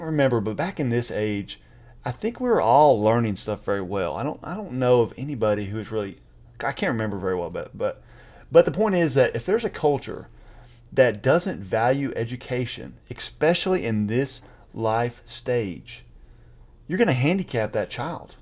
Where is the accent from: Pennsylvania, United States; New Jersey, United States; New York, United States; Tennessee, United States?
Tennessee, United States; East; I grew up in East Tennessee, you know, and so in some of the small town